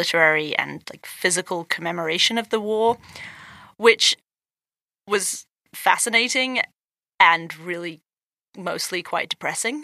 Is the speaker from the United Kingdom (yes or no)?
yes; England, United Kingdom; moved away as an adult; now in United States; would I go back to England